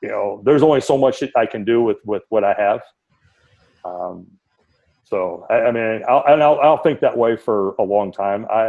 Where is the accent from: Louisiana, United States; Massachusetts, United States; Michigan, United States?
Michigan, United States; Detroit; now in Cypress, United States; growing up in Detroit